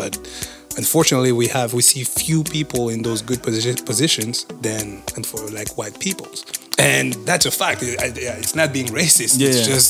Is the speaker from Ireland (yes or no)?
no; France; first language French; English is a second language; moved away as an adult; now in Ontario, Canada; I am a French citizen, right? I was born and raised there.